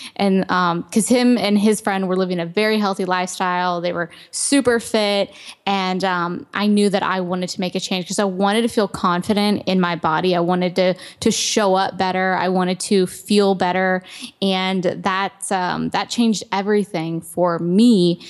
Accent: Ohio, United States; I grew up in Ohio and I was very active

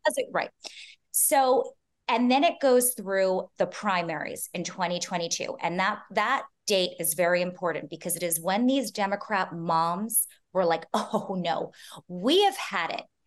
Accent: New York City, New York, United States; I'm born and raised in Manhattan

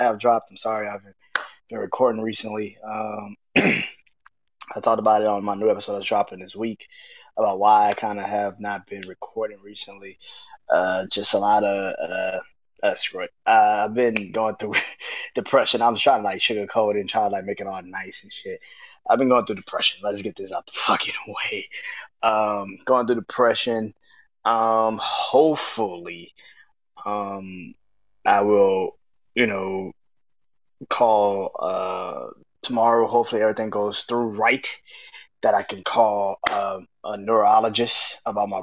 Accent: New Orleans, Louisiana, United States; being from New Orleans, I can speak from a kid that grew up listening to the Cash Money records.

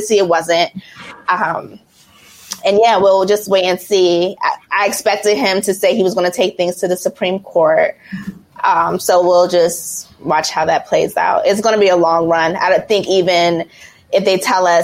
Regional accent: Washington, District of Columbia, United States; also born or lived in Richmond; now in Los Angeles, United States; I'm from LA, originally from DC

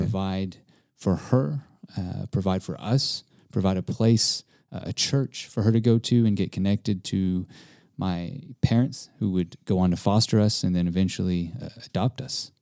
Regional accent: East Texas, United States; also born or lived in Hawaii; being born Hawaiian, but also being Japanese and Italian, but growing up in Texas, uh, and I grew up with a lot of Mexicans.

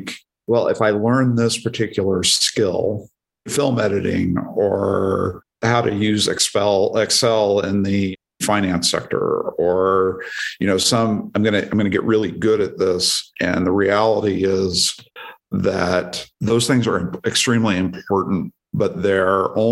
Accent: Oregon, United States; moved away as an adult; also born or lived in Washington DC; I was from Oregon, grew up in a very small town

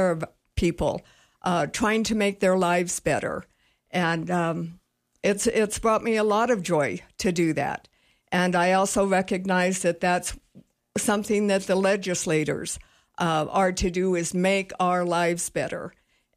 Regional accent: Cheyenne, Wyoming, United States; also born or lived in Casper, Wyoming; now in Sheridan, United States; I grew up in Cheyenne. Actually born in Casper, but we moved to Cheyenne, and that's where I was raised.

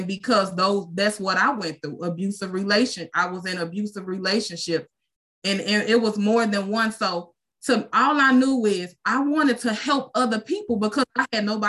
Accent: Chicago, Illinois, United States; moved away as an adult; now in Lake Providence, United States; I'm from Chicago, Illinois, but God moved me to Lake Providence, I want to say in 2012. It's a small town

